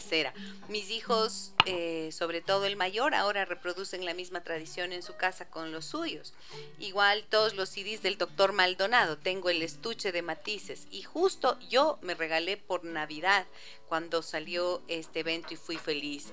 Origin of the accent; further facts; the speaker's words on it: Ibarra, Imbabura, Ecuador; moved away as an adult; now in Quito, Ecuador; yo crecí en Ibarra, toda mi infancia y mi adolescencia y hasta cuando ya me casé.